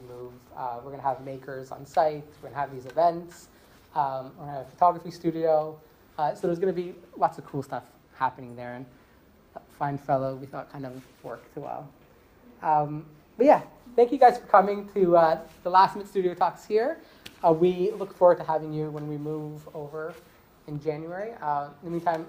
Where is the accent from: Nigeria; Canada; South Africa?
Canada; now in Sydney, Australia; I'm Canadian